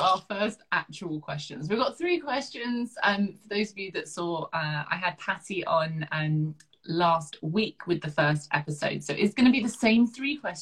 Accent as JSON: {"language": "English", "region": "southern England", "country": "United Kingdom", "accent": "very southern", "said": "my accent's very southern, although some of the up north side of the family say my accent's very Downton"}